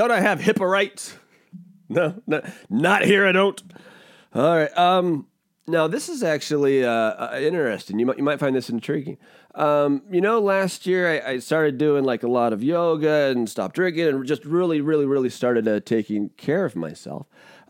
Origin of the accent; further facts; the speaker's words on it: Washington, United States; also born or lived in Rhode Island, United States / Florida, United States; I grew up balling out in Washington State.